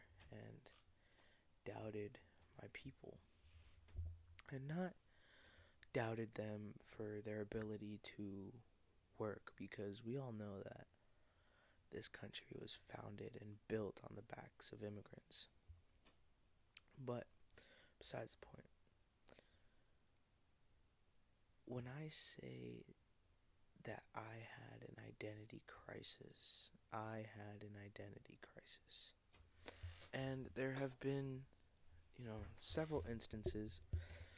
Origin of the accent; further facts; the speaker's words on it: Arizona, United States; also born or lived in Oxnard, California; growing up in Arizona, but being born in California